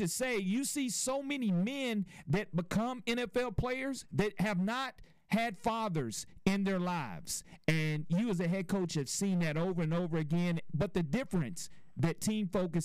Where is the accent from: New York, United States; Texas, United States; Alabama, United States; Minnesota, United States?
Alabama, United States; Mobile; I grew up in the South Alabama program